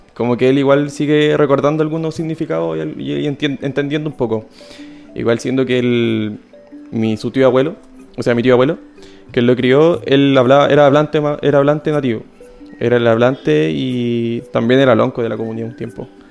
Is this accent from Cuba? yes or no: no; Santiago, Santiago Metropolitan Region, Chile; moved away as an adult; also born or lived in Valparaíso Region; now in Valparaíso, Chile; yo nací en Santiago